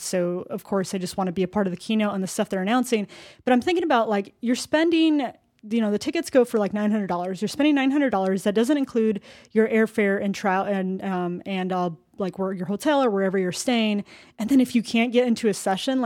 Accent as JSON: {"language": "English", "region": "Arizona", "country": "United States", "said": "I come from Arizona, and it gets pretty freaking hot, too"}